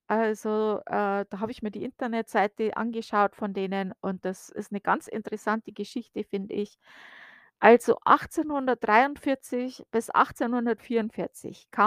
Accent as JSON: {"language": "German", "region": "Bavaria", "country": "Germany", "said": "Naja gut, ich komme aus Bayern."}